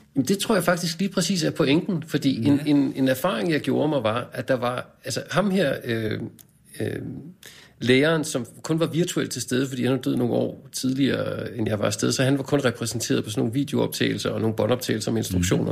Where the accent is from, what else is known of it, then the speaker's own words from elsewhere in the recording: Skovlunde, Capital Region of Denmark, Denmark; Jeg er vokset op i Skovlunde, vest for København, en ja. forstad